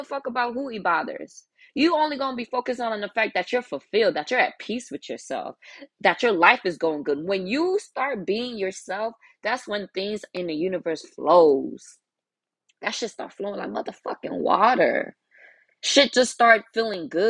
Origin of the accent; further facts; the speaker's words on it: United States; English is a second language; also born or lived in Nigeria; I was there for a couple of years before I came to America and was then raised in America